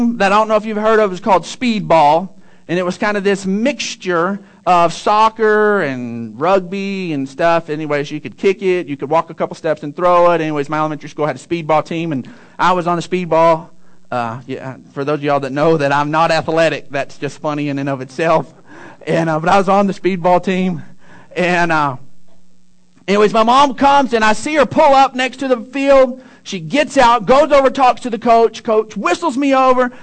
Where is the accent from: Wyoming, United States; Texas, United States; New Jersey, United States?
Texas, United States; Odessa; I grew up in Odessa, and in 6th grade there is the last year of elementary.